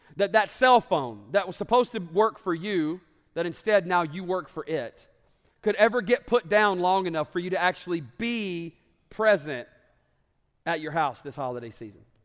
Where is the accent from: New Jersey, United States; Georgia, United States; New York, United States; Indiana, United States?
Georgia, United States; North; also born or lived in Alabama; I grew up in North Georgia